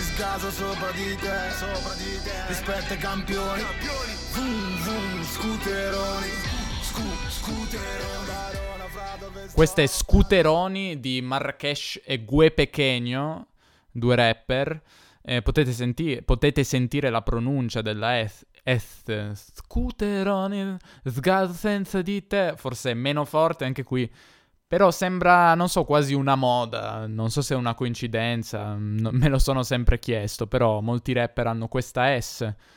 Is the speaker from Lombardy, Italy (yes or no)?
no; Turin, Piedmont, Italy; io sono di Torino, che è una città in Piemonte